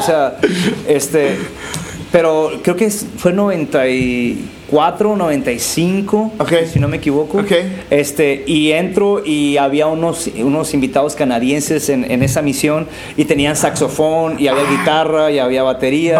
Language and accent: Spanish; San Quintín, Baja California, Mexico; also born or lived in Tijuana / Durango; yo crecí en el Valle de San Quintín de, mis cinco años a los 17